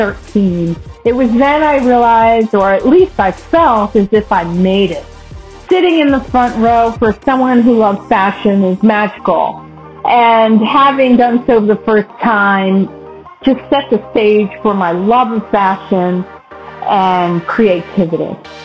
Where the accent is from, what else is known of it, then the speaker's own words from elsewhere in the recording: New York City, New York, United States; I'm from New York City.